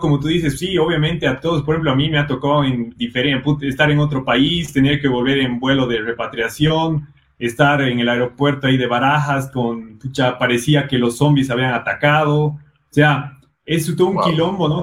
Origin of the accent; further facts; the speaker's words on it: Bolivia; also born or lived in Brazil / Ireland; soy boliviano